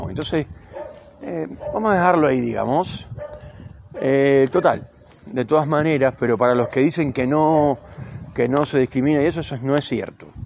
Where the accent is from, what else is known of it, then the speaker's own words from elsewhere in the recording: Argentina; Yo me considero un ciudadano del mundo. Tengo nacionalidad argentina, pero soy un ciudadano del mundo.